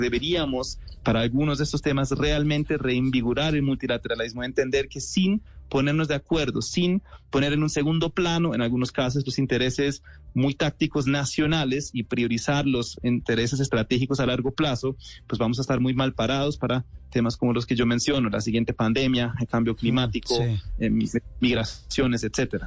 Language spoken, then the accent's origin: Spanish; Germany; siendo alemán